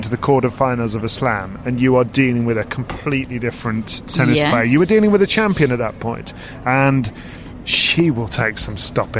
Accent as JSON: {"language": "English", "region": "Corsica", "country": "France", "said": "And it's probably a good job she did, because I'm from Corsica and we have warm blood there."}